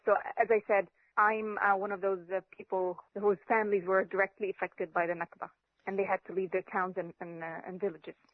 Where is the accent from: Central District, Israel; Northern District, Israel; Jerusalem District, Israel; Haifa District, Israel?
Northern District, Israel; Acre; now in Australia; I was born in Akka